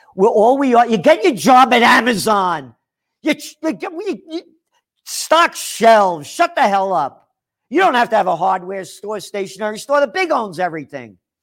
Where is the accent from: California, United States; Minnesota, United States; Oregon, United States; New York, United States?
New York, United States; New York City; And my heart is American, born in the Bronx